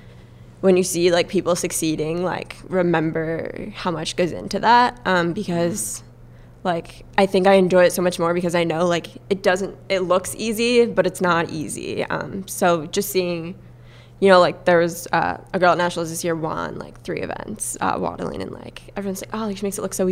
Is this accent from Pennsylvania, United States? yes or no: yes; Pennsylvania, United States; moved away as an adult; now in Georgia, United States; I'm from Pennsylvania